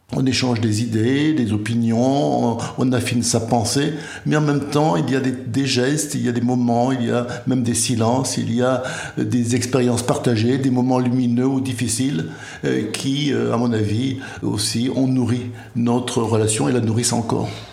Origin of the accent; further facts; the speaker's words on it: Béarn, Nouvelle-Aquitaine, France; moved away; also born or lived in Martinique / Guadeloupe; je suis originaire du Béarn, mais j'ai vécu euh, plus de 50 ans aux Antilles, à la Martinique et à la Guadeloupe.